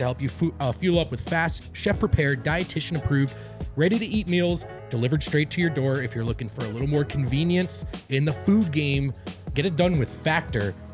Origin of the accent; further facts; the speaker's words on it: New Jersey, United States; I'm from Jersey